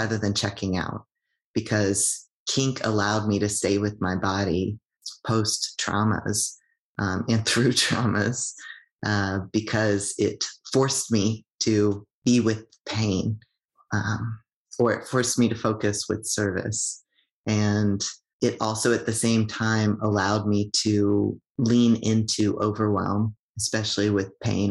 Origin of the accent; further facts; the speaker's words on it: United States; also born or lived in Toronto area (Tkaronto), Canada; now in Canada; I'm an immigrant from the United States